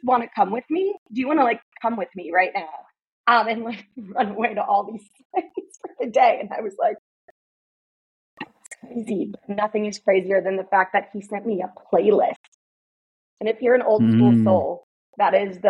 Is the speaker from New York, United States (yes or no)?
yes; New York, United States; I'm from New York